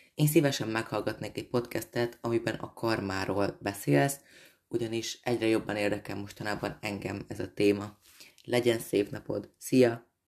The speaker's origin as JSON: {"language": "Hungarian", "country": "Hungary", "moved": "as an adult"}